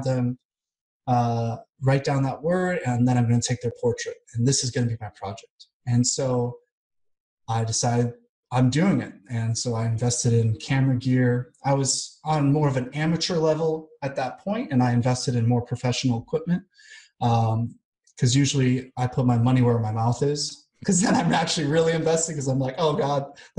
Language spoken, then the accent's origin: English; United States; moved away as an adult; also born or lived in Kansas City, Missouri / Vancouver, Washington; now in Belgrade, Serbia; I'm definitely American